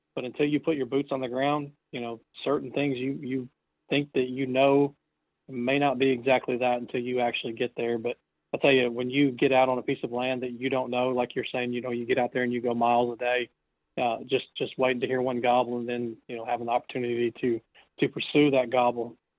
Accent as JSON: {"language": "English", "region": "Indiana", "country": "United States", "tie": "born or raised there", "moved": "yes", "said": "growing up in Indiana, I had uh, about 900 acres of farmland as a kid"}